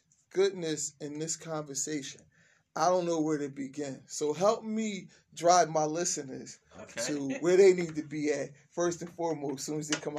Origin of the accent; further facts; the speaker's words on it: Camden, New Jersey, United States; Cold cooling out with two extraordinary people from Camden, New Jersey, my hometown.